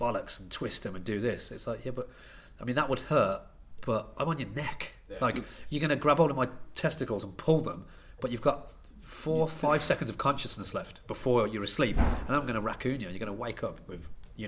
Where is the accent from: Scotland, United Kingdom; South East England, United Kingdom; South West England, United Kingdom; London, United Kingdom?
South East England, United Kingdom; Banbury; I am from Banbury